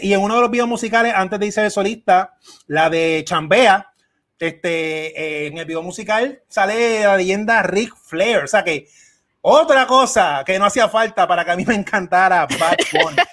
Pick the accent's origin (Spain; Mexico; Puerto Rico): Puerto Rico; Mar y yo somos dos puertorriqueños, yo aquí en Puerto Rico